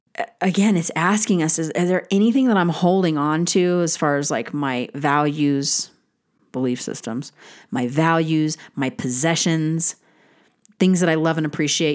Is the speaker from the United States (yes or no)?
yes; United States; as an American